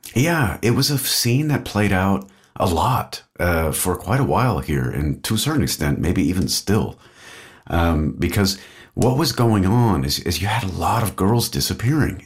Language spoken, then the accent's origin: English; Austin, Texas, United States; moved away as an adult; now in Belgium; I'm from Austin, Texas, grew up there